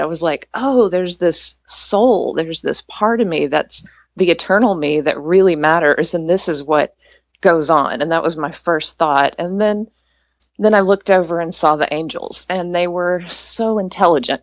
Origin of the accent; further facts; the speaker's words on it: East Texas, United States; I grew up in East Texas